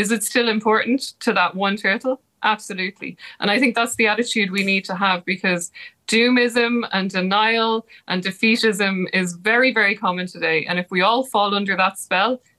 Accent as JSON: {"language": "English", "country": "Ireland", "said": "I'm Irish"}